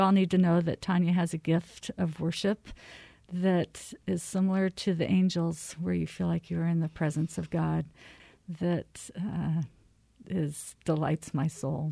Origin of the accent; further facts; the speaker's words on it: Arizona, United States; also born or lived in California; now in Minnesota, United States; I'm from Arizona